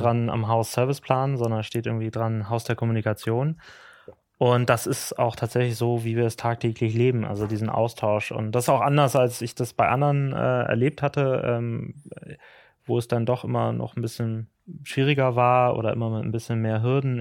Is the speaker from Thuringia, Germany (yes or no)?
no; Ahrensburg, Schleswig-Holstein, Germany; also born or lived in Hamburg; ich komme aus Ahrensburg, aus Schleswig-Holstein